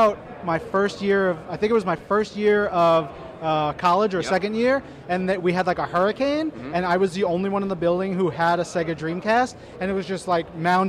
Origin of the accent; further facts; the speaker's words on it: Long Island, New York, United States; I'm from Long Island